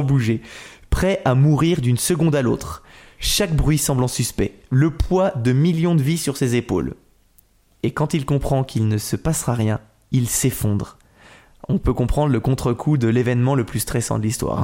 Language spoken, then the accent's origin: French; Nantes, Pays de la Loire, France; moved away; je suis Nantais à la base.